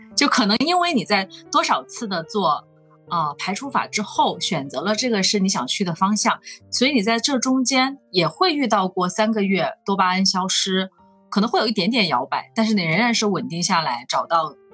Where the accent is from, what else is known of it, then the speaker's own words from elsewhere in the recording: Hunan, China; moved away as an adult; also born or lived in Shenzhen; 走出来的一个人，我是湖南人，然后我应该是，嗯，从来没有想过要去回到湖南去工作